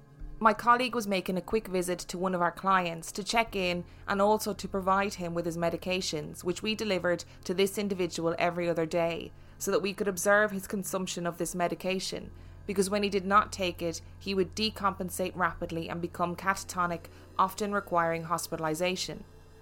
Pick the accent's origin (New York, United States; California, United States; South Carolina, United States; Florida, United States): New York, United States; Brooklyn; The house I grew up in is in Brooklyn.